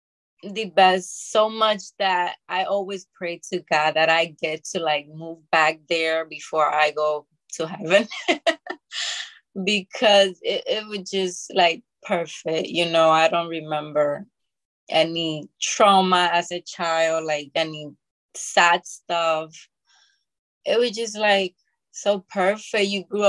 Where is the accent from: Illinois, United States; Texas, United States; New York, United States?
New York, United States; Bronx; also born or lived in Dominican Republic; Yes, I was born in the Dominican Republic, and then I came to the Bronx when I was 11 years old. And I grew up in there with my parents.